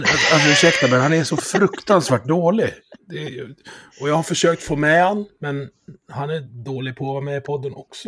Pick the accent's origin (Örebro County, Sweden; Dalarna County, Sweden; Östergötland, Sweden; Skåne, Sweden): Dalarna County, Sweden; jag är från Dalarna